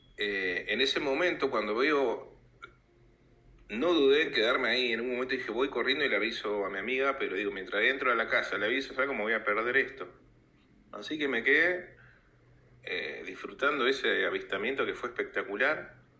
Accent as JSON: {"language": "Spanish", "town": "Bariloche", "region": "Río Negro", "country": "Argentina", "tie": "born or raised there", "moved": "yes", "lives_now": "Buenos Aires, Argentina", "said": "yo soy de Bariloche en realidad, hace ya años que me vine a vivir acá en Capital Federal"}